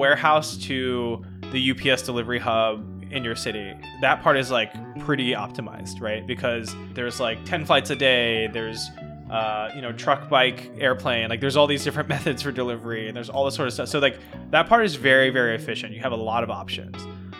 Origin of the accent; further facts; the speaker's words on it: Atlanta, Georgia, United States; I'm also from Atlanta, so like Coke is like, it's like water there, you know?